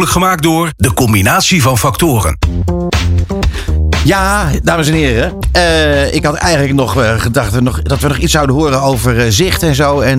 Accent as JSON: {"language": "Dutch", "region": "Friesland", "country": "Netherlands", "tie": "born or raised there", "also_born_or_lived": "western Netherlands", "moved": "yes", "said": "Ik ben ooit geboren in Friesland. En toen ben ik verhuisd naar het, het Westen."}